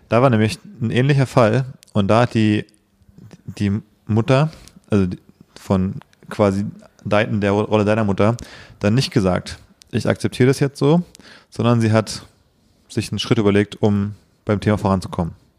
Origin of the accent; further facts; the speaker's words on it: Berlin, Germany; Ich bin genau in Berlin aufgewachsen